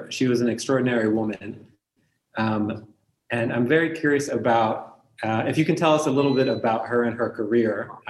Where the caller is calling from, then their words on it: Beirut, Beirut Governorate, Lebanon; I'm calling from Beirut.